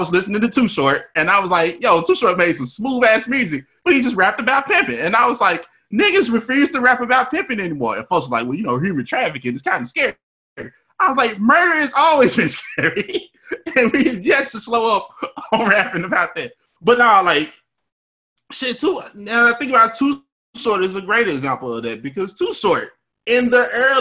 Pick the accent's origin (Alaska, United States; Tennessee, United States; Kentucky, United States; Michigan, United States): Tennessee, United States; Memphis; I'm from Memphis